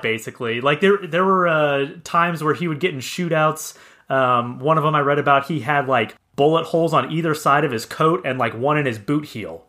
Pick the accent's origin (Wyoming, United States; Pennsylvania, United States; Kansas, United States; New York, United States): Kansas, United States; now in Arizona, United States; I'm originally from Kansas, now I live in Arizona